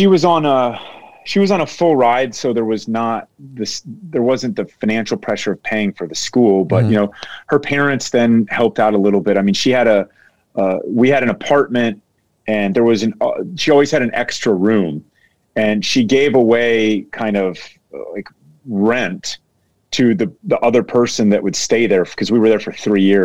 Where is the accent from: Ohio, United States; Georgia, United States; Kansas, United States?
Ohio, United States; Dayton; I was born in 1979 in Dayton, Ohio, which is Southern Ohio.